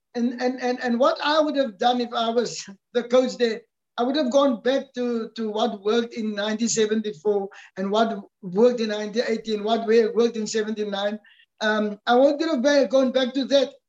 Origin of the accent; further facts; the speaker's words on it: South Africa; as a South African